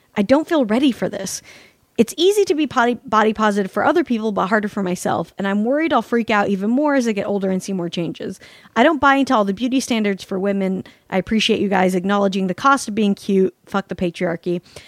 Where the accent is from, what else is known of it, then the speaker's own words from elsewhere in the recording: Salt Lake City, Utah, United States; They call it fry sauce in Utah, and apparently I'm from Salt Lake City, originated there, the United States version fry sauce.